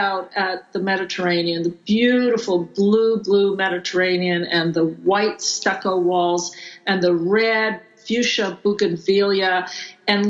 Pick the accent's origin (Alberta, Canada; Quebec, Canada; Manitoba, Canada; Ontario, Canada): Quebec, Canada; Montreal; also born or lived in Greece; now in Tucson, United States; In Montreal, where I grew up